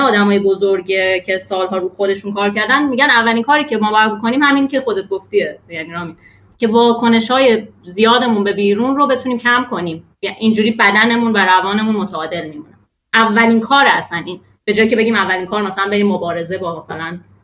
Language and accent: Persian; Iran; born or raised there